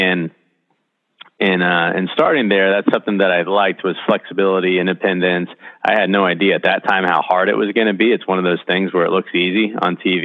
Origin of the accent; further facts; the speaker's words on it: Titusville, Florida, United States; I'm from Titusville originally here in Central Florida